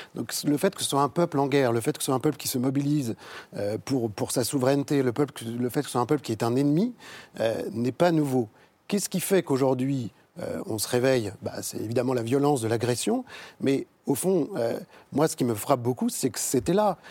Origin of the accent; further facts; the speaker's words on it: France; En tant que Français